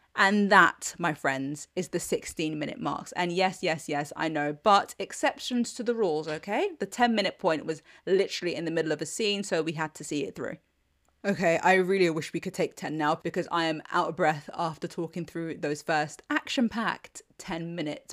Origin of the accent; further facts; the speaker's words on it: United Kingdom; I'm British